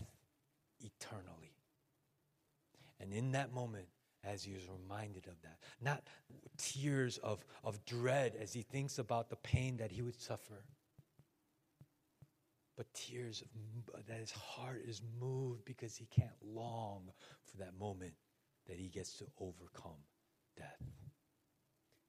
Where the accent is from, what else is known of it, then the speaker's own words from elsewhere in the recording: Chicago, Illinois, United States; moved away; I am from Chicago